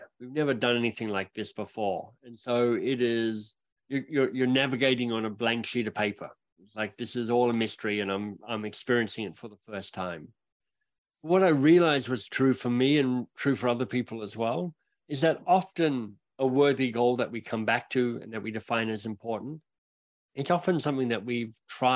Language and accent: English; Australia; now in Canada; as an Australian arriving in Canada